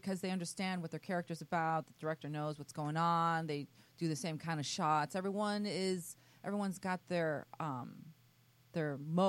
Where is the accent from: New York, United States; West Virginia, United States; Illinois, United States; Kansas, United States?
Illinois, United States; Chicago; I think I'm older than all of you. Growing up in Chicago back in the prehistoric days.